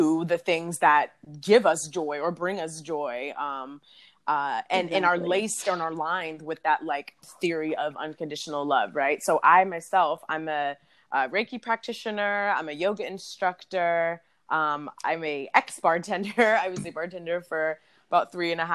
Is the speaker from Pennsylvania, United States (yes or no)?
no; Houston, Texas, United States; also born or lived in Washington, D.C.; I am originally from D.C., but currently I grew up in Houston and currently residing back in Houston